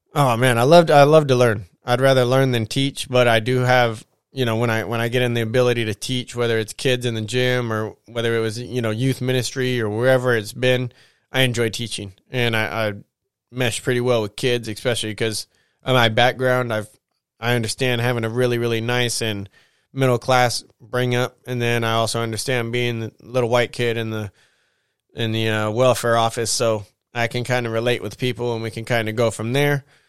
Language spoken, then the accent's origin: English; United States; as an American.